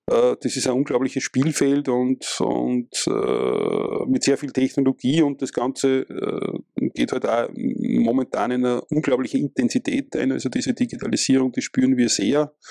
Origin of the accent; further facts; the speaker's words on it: Austria; ich komme aus Österreich